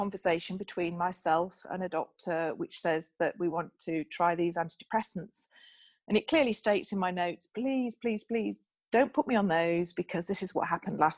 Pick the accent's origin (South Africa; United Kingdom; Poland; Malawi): United Kingdom; Bramhope, Yorkshire and the Humber; I grew up in Yorkshire in a small village called Bramhope.